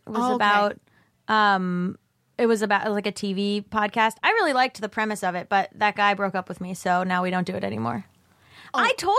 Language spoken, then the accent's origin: English; Florida, United States; born there; I was born in Florida.